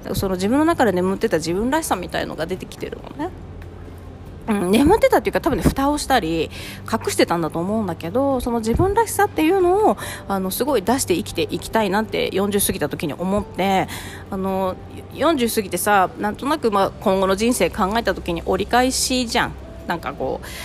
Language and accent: Japanese; Tokachi, Hokkaido, Japan; moved away as an adult; also born or lived in Sapporo; 田舎のきれいなところで育ってたし十勝で育ってるし札幌、ね、その後札幌に住んで